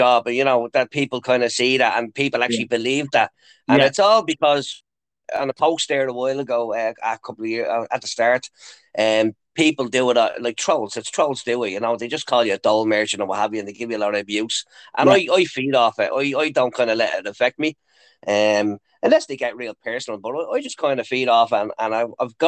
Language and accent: English; Dublin, Leinster, Ireland; moved away as an adult; now in Lucan, Ireland; Originally, I'm from Ballyferma. Growing up in Ballyferma, it was very tough back in the day.